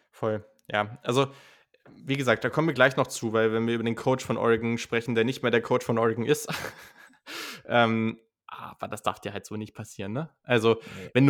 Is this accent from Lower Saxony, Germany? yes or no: yes; Hanover, Lower Saxony, Germany; Ich komme aus Hannover, da wo man ordentliches, bin. normales da, wo man, Hochdeutsch wo man redet.